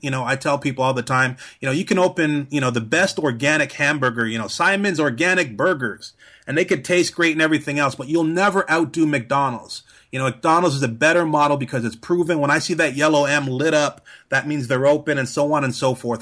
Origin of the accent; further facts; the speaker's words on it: Trinidad & Tobago; moved away; I'm originally from Trinidad